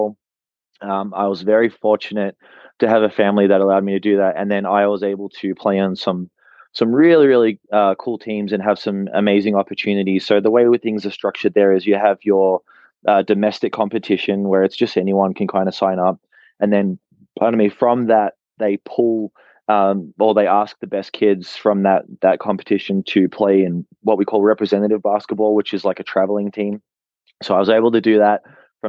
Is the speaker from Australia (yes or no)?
yes; Australia; also born or lived in New Zealand; now in Utah, United States; I was born in New Zealand. And then when I was 3, my family relocated to Australia